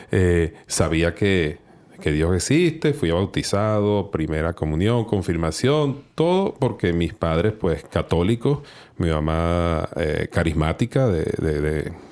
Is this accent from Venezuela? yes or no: yes; Venezuela; yo soy de, Venezuela, y en mi país, pues era un hombre bastante alejado del Señor, bastante alejado de la iglesia.